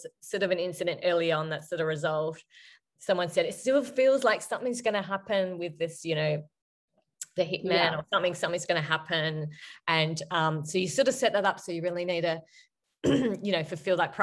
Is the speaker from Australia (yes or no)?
yes; Australia; I am Australian